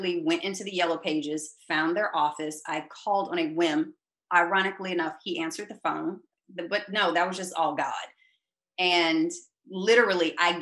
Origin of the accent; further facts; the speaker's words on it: Arlington, Texas, United States; moved away as an adult; also born or lived in New York; I actually grew up in Arlington, Texas, which is a suburb